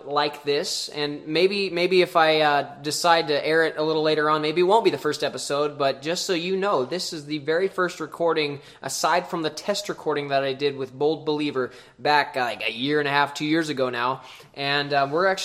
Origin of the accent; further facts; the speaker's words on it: Lewistown, Montana, United States; born and raised in Lewistown, Montana, Big Sky Country.